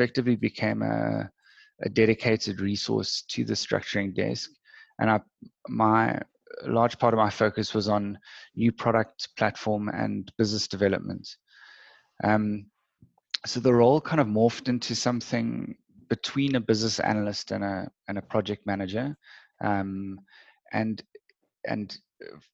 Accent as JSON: {"language": "English", "town": "Cape Town", "region": "Western Cape", "country": "South Africa", "tie": "born or raised there", "said": "I grew up in Cape Town and was schooled there."}